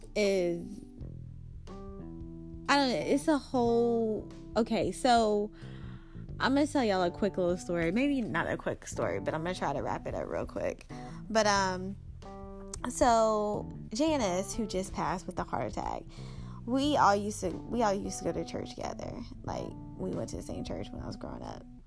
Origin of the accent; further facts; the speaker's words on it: Springfield, Georgia, United States; moved away; I grew up from in Springfield, Georgia